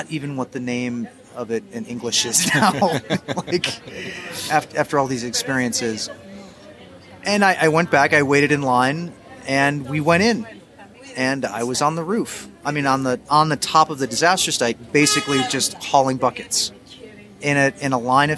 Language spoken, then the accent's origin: English; United States; moved away as an adult; now in Mexico City, Mexico; I'm from the States